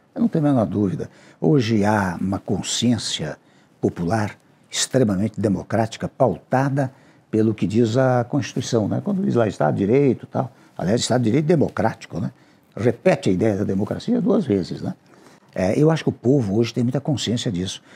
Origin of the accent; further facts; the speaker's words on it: Brazil; o meu desejo ainda como brasileiro